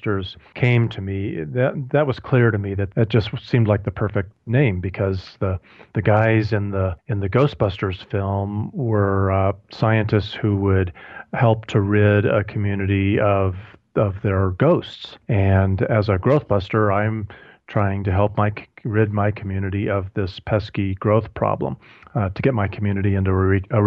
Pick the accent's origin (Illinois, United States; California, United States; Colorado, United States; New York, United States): Colorado, United States; Colorado Springs; my hometown of Colorado Springs